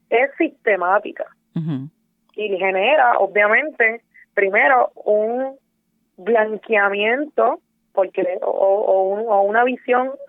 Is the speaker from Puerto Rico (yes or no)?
yes; Puerto Rico; nosotros en Puerto Rico no reconocemos la figura de Cristóbal Colón